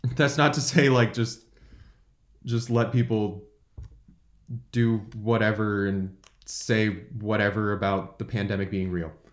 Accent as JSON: {"language": "English", "town": "San Jose", "region": "California", "country": "United States", "tie": "born or raised there", "said": "I'm from San Jose, California. Uh, I lived there my whole life until going to college"}